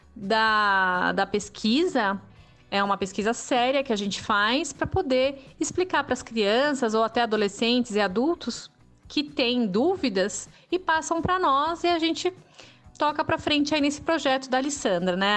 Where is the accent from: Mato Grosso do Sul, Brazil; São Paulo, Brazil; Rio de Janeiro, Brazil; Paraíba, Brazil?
São Paulo, Brazil; moved away as an adult; desde 2017 que eu tô aqui em São Paulo de novo, que é minha cidade natal